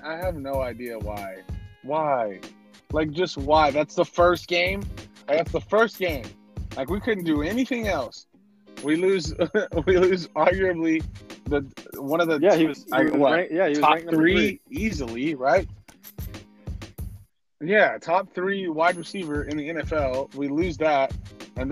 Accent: Texas, United States; I'm from Texas

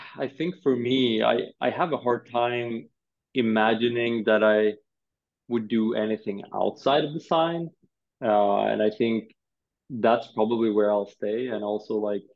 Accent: Sweden; I'm born and raised in Sweden

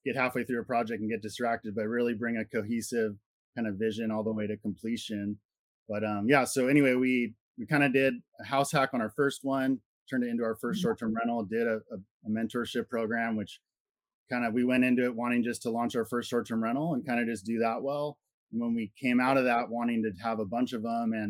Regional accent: Santa Cruz, California, United States; we're from Santa Cruz, California.

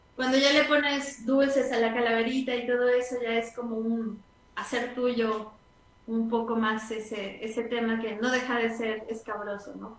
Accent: San Luis Potosí, Mexico; also born or lived in Mexico City; nací en el DF, en el Distrito Federal, la ciudad más ah, Sí. Eh, y he ido y venido este, continuamente porque mi papá es de allá. Y, eh, pero San Luis es, digamos, mi casa

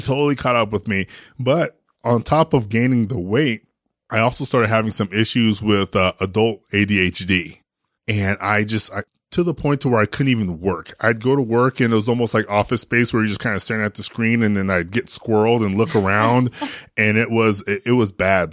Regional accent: San Jose, California, United States; moved away as an adult; also born or lived in New Jersey / Austin; now in Salt Lake City, United States; I was born in San Jose

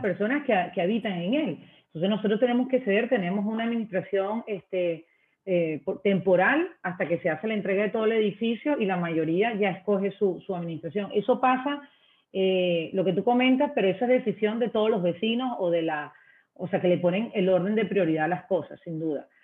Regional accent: Venezuela; moved away as an adult; now in Ecuador; sabes que soy extranjera, soy venezolana

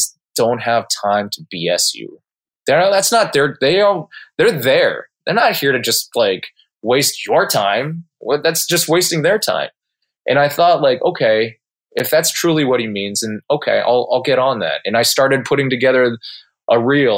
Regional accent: Southern California, United States; moved away as an adult; also born or lived in Casper, Wyoming; I grew up in Southern California. I'm a SoCal homeboy

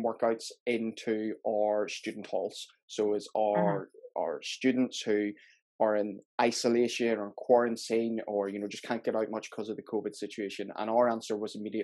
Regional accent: Belfast, Northern Ireland, United Kingdom; moved away as an adult; now in Gourock, United Kingdom; I'm originally from Belfast

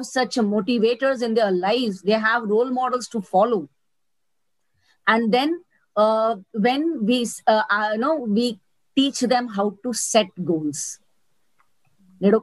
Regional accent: Gujarat, India; also born or lived in Mumbai, India / Surat, India; I'm born in Mumbai, brought up in Gujarat

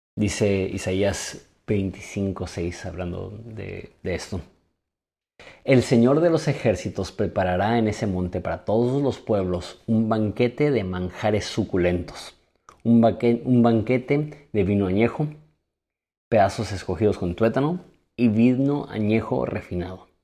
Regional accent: Mexico; seguir siendo mexicano

